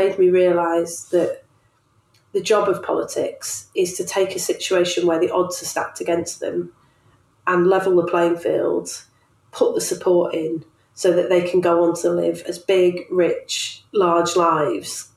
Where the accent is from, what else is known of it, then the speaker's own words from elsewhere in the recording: Manchester, North West England, United Kingdom; moved away; I grew up in Manchester in a really political time